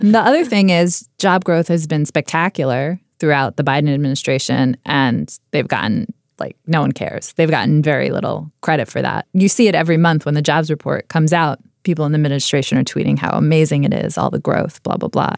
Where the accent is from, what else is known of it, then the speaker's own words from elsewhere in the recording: United States; as an American